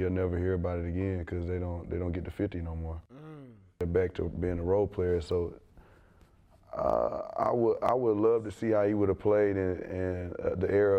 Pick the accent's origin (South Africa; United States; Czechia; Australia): United States; the South; I come from the South